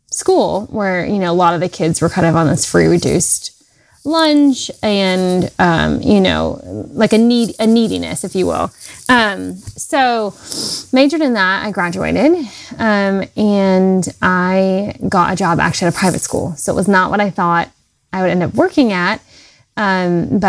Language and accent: English; North Carolina, United States; I grew up in North Carolina, where I still live. I'm a Southern girl at heart